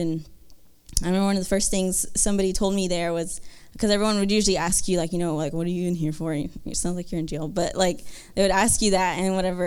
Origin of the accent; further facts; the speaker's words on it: Kyle, Texas, United States; I'm from Texas um, in, in Kyle